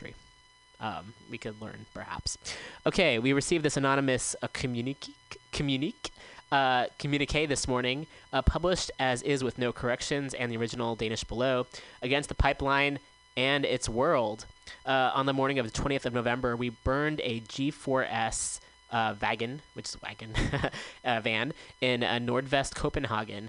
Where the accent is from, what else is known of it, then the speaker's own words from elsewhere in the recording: Bay Area, California, United States; I grew up in the Bay Area